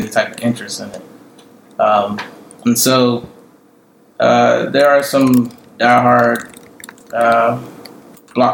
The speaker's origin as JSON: {"language": "English", "region": "Maryland", "country": "United States", "also_born_or_lived": "Florida", "moved": "as an adult", "lives_now": "Georgia, United States", "said": "Originally, I'm from Maryland. I went to school in Florida and took a job in Georgia"}